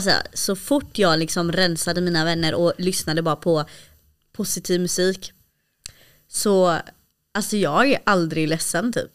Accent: Malmö, Skåne, Sweden; jag är uppvuxen i Malmö

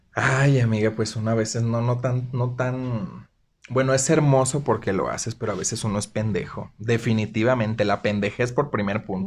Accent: Zihuatanejo, Guerrero, Mexico; now in Aguascalientes, Mexico; Soy orgullosamente guerrerense. Soy de la costa.

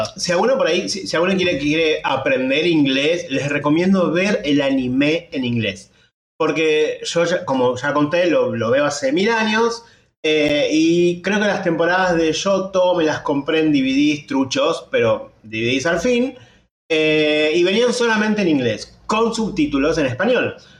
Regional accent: Argentina; somos argentinos

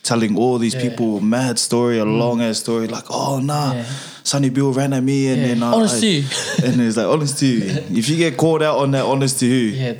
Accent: Campbelltown, New South Wales, Australia; also born or lived in Menai, Sydney; I was born and raised in Australia. I grew up out in the southwest region, out in Campbelltown. So I did most of my schooling out there. Most of my primary schooling, and then in year nine moved to Menai

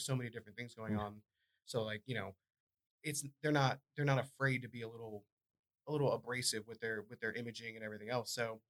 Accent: Massachusetts, United States; I'm from Massachusetts

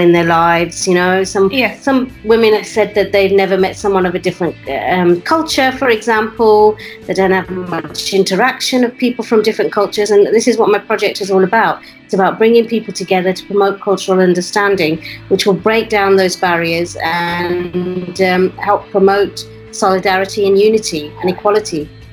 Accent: West Midlands, United Kingdom; My parents were migrants to the UK, and that's where I was uh, brought up

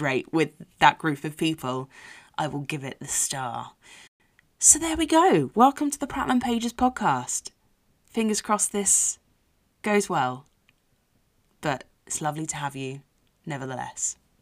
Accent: London, United Kingdom; from South Harrow

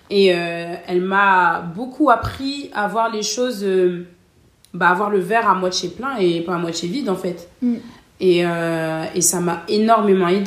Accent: Cameroon; now in Lille, France; moi, je suis camerounaise, sénégalaise guinéenne. Et on est, euh, on est combien de Camerounais en groupe

